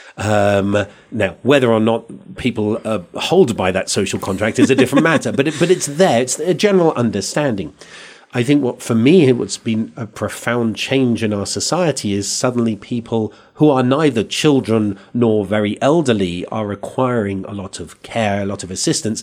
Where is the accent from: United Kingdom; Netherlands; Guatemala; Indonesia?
United Kingdom; England; accent: English; now in Santa Fe, United States; I come from England